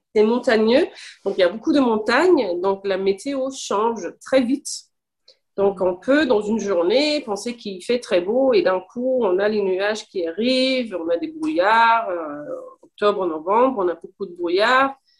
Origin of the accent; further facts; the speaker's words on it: Copenhagen, Capital Region of Denmark, Denmark; first language Danish and English; French is a second language; moved away as an adult; also born or lived in Paris, France; now in Switzerland; Je suis née au Danemark, à Copenhague. Et j'ai vécu à peu près 19-20 ans au Danemark.